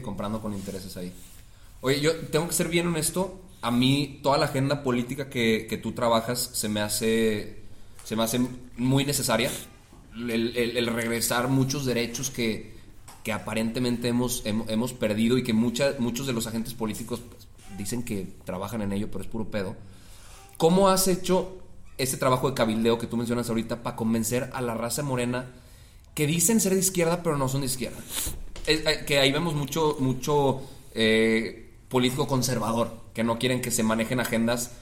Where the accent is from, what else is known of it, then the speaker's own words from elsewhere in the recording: Mexico; como mexicanos